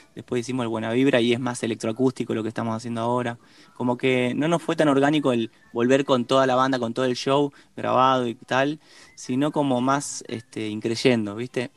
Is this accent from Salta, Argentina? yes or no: no; Rosario, Santa Fe, Argentina; now in Buenos Aires, Argentina; somos de Rosario